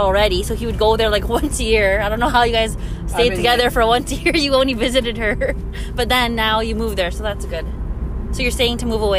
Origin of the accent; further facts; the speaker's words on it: Manitoba, Canada; So I'm in from Manitoba.